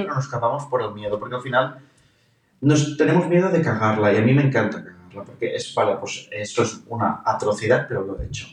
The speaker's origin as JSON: {"language": "Spanish", "town": "Alcanar", "region": "Catalonia", "country": "Spain", "tie": "born or raised there", "said": "qué privilegio tengo de haber nacido donde he nacido"}